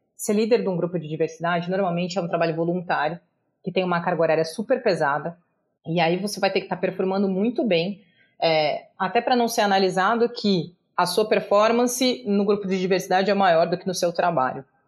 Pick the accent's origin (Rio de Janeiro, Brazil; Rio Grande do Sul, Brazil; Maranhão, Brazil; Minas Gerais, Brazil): Rio Grande do Sul, Brazil; Pelotas; first language Portuguese; moved away as an adult; now in São Paulo, Brazil; eu sou uma advogada que veio do interior do Rio Grande do Sul, então nascida e criada em Pelotas